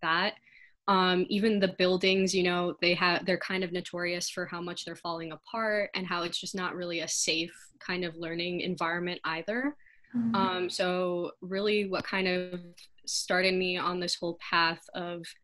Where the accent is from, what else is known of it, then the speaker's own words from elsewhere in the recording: Rochester, Michigan, United States; I grew up in the suburbs. It's actually a suburb about an hour or so out of Detroit